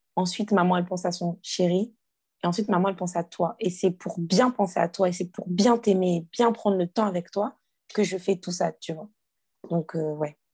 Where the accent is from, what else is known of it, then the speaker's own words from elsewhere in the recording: Guadeloupe; j'ai grandi dans une famille. On est guadeloupéen